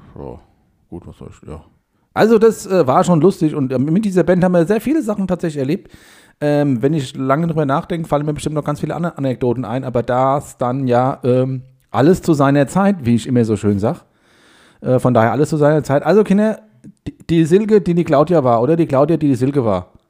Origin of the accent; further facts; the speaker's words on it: Hesse, Germany; ich habe mich dann mehr so bei Hessen äh, so, also in die Mitte reingestellt